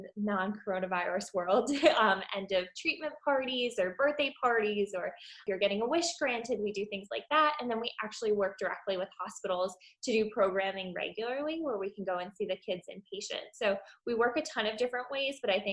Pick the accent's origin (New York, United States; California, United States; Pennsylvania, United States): Pennsylvania, United States; I grew up in Pennsylvania